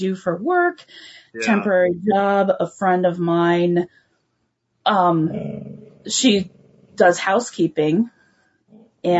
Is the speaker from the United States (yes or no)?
yes; Portland, Oregon, United States; moved away as an adult; now in Fairbanks, United States; I grew up in Portland. I loved my hometown